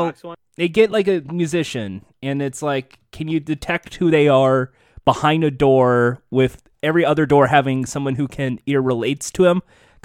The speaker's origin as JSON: {"language": "English", "country": "United States", "said": "I'm American?"}